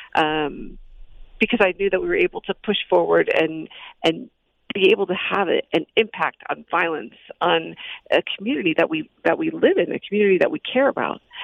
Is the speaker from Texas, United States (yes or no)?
no; Chicago, Illinois, United States; moved away as an adult; now in Phoenix, United States; I grew up in Chicago